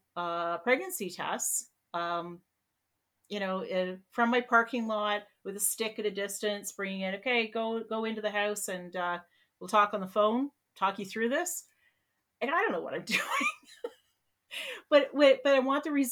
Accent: Peterborough, Ontario, Canada; I'm from Peterborough, we're all pretty white

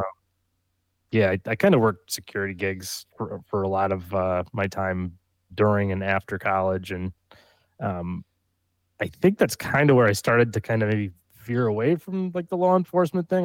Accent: upstate New York, United States; moved away as an adult; also born or lived in Long Island, New York; now in Texas, United States; I'm from upstate New

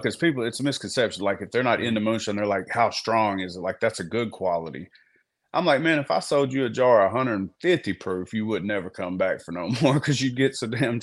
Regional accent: Gurdon, Arkansas, United States; I'm from Arkansas. Man, I grew up where I'm from. It's the bottom part of Arkansas, similar to Louisiana

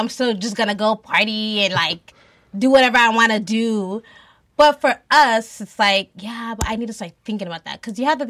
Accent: Nigeria; we're Nigerian

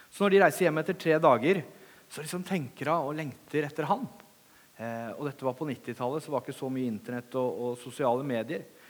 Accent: Langesund, Vestfold og Telemark, Norway; moved away; Når jeg kommer til Kragerø, så begynner jeg å prate litt breiere, for det er fordi jeg er fra Langesund.

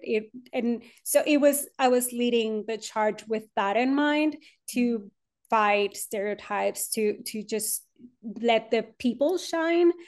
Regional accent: Monterrey, Nuevo León, Mexico; moved away as an adult; now in Austin, United States; I was born and raised in Monterrey, Mexico

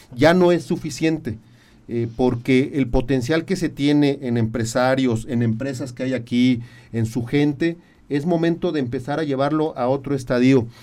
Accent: Querétaro, Mexico; quienes somos queretanos

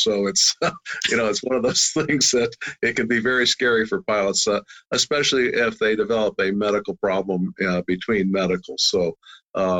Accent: Louisville, Kentucky, United States; I grew up in Louisville, Kentucky

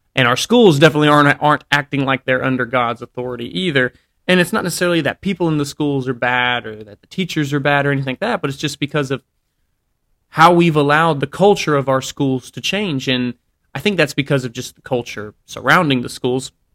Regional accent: Alabama, United States; I grew up in Alabama

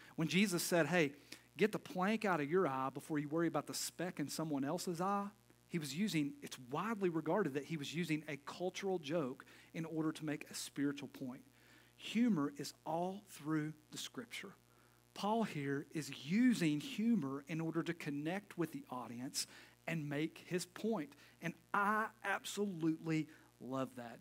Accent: Knoxville, Tennessee, United States; I'm not from Crossville. I'm from Knoxville, an hour away

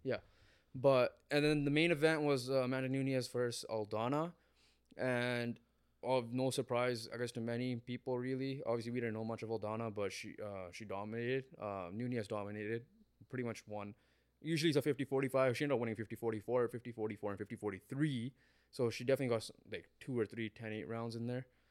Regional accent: Canada; we're Canadian, we have Canadian pride

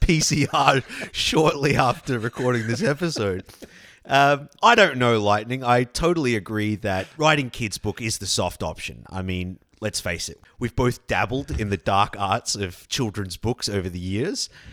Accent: Australia; growing up in Australia

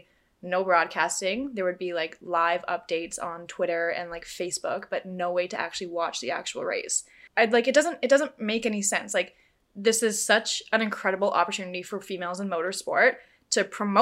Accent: Canada; I'm Canadian

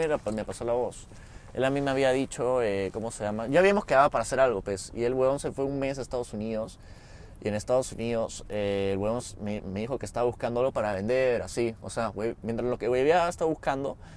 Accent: Peru; Somos de Perú.

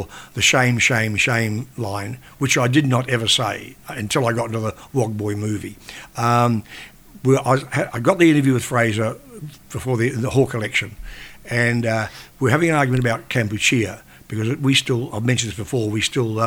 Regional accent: Australia; also born or lived in Sydney; we're Australian, I'm Australian, we're all Australian

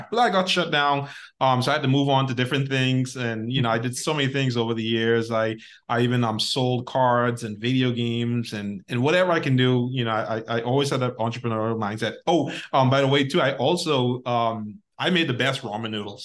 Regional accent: Bahamas; also born or lived in United States; now in Dominican Republic; I'm from the Bahamas and living in the Dominican Republic, you know, temporarily with my wife.

